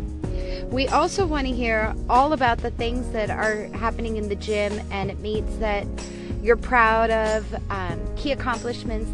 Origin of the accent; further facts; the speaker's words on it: Los Angeles, California, United States; moved away as an adult; also born or lived in Davis, California; now in New York City, United States; I grew up in Los Angeles, California